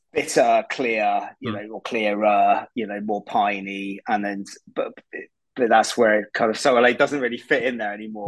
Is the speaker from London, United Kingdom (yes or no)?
no; Reading, South East England, United Kingdom; moved away as an adult; I was brought up in Reading actually. That's oh, well, yeah, I, okay. Yeah, I grew up there. I, I, moved away when I was about eighteen